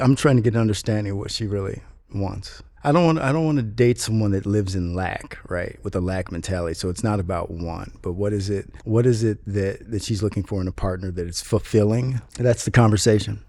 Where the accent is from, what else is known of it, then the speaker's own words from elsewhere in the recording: Chicago, Illinois, United States; moved away as an adult; now in Los Angeles, United States; I was born in Chicago, Illinois